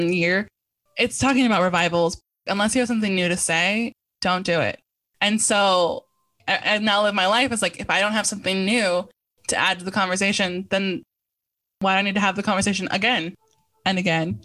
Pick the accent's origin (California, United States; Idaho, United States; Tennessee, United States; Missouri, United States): California, United States; San Francisco; I'm from San Francisco